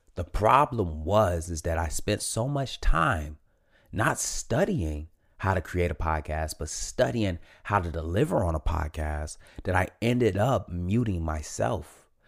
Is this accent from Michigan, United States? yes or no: yes; Detroit, Michigan, United States; born and raised in Detroit, Michigan, born and raised